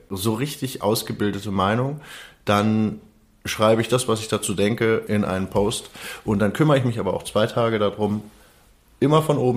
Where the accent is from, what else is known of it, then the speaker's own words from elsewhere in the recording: Berlin, Germany; born there; Ähm, 75, Wilmersdorf geboren, aber Wilmersdorf nie einen Fuß äh, auf den Boden gesetzt sozusagen